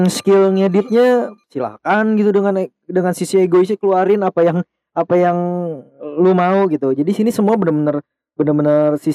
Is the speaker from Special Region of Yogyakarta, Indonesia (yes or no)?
no; West Java, Indonesia; karena gue emang satu orang Sunda ya gue pengen kenalin doang sih